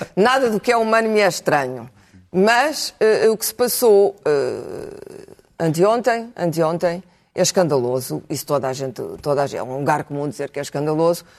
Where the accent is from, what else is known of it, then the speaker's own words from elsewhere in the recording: Portugal; enquanto portuguesa